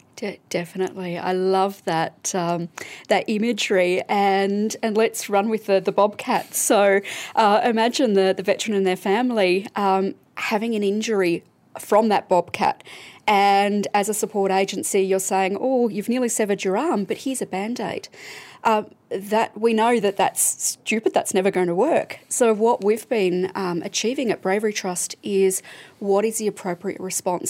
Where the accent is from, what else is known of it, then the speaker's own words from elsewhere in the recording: Melbourne, Victoria, Australia; I'm from Melbourne